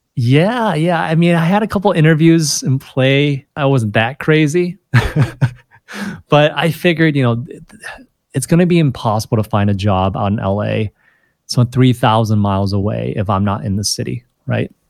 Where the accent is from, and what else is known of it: Rochester Hills, Michigan, United States; born or raised there; moved away as an adult; also born or lived in China